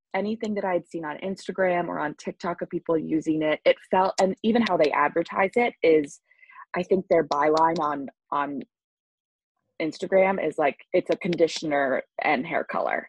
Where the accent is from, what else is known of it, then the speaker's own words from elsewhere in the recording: Long Island, New York, United States; I'm from Long Island